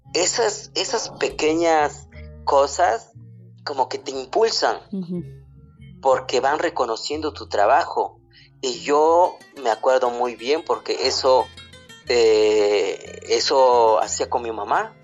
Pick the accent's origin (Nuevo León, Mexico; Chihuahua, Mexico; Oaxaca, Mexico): Oaxaca, Mexico; a village in; first language Zapotec; Spanish is a second language; moved away as an adult; also born or lived in Mexico City; no hablo bien el español, mi lengua materna es el zapoteco